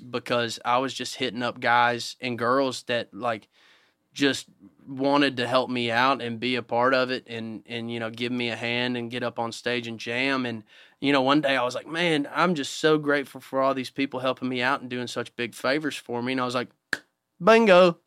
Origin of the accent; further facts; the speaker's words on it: Fairview, Tennessee, United States; I grew up in a town called Fairview, Tennessee